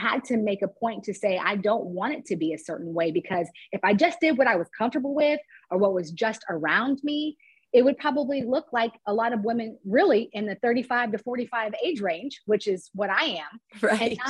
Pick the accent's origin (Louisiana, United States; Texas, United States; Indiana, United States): Texas, United States; Dallas-Fort Worth area; moved away as an adult; also born or lived in Cincinnati, Ohio; now in San Francisco, United States; I grew up in the Dallas-Fort Worth area in Texas, and I grew up in a suburb where it was very few people of color